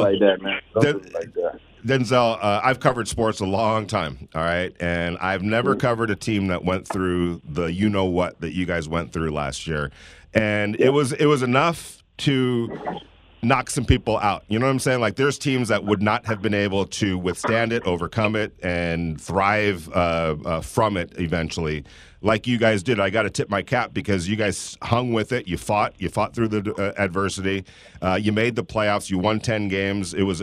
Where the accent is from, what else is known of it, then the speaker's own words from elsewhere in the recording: California, United States; moved away as an adult; now in Las Vegas, United States; I'm from California, so we don't have humidity